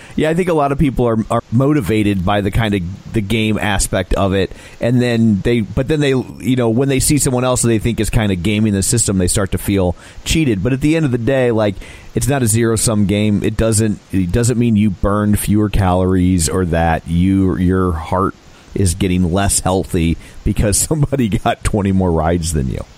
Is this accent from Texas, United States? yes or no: no; St. Louis, Missouri, United States; we're from St. Louis